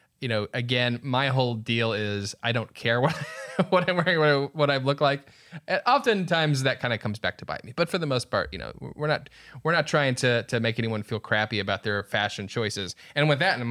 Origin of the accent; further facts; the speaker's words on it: Midwest, United States; we're both from the Midwest